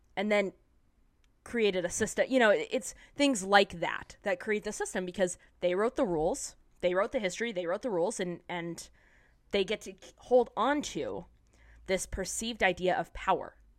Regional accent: San Diego, California, United States; I'm from San Diego

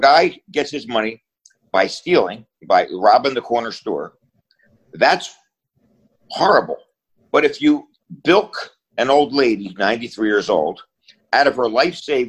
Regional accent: Philadelphia, Pennsylvania, United States; I grew up in Philly, where everybody hung on a different corner

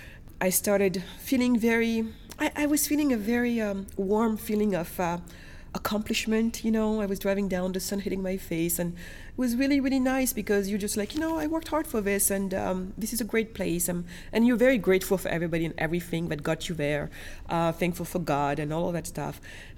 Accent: France; also born or lived in Senegal / Germany; So basically, I was born in Senegal, west coast of Africa. And then my family moved us to Germany. And then after Germany, we moved to France. So I was primarily educated in France.

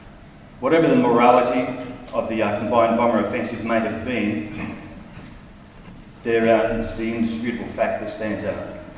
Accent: Australia; As an Australian, 460 Squadron resonates with me

